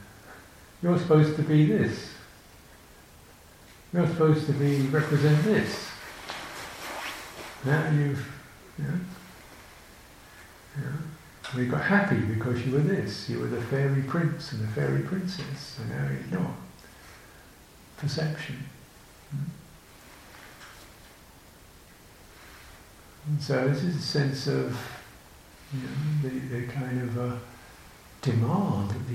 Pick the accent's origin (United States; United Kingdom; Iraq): United Kingdom; I'm British, my country